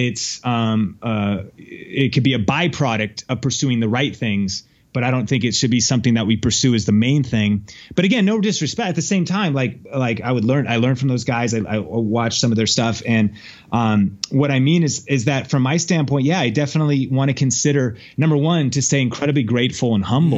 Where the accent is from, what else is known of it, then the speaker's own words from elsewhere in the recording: Seattle, Washington, United States; now in Las Vegas, United States; I'm from Seattle originally